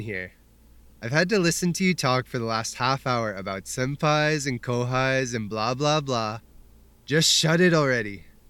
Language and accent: English; Brooklyn, New York, United States; also born or lived in Cleveland; Born in Cleveland, grew up in Brooklyn.